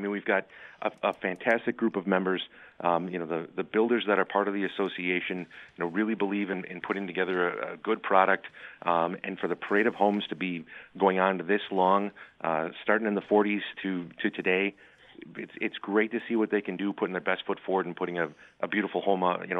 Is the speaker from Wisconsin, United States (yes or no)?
yes; Wisconsin, United States; So I'm actually a local kid. I mean, I grew up in the Lake Country area.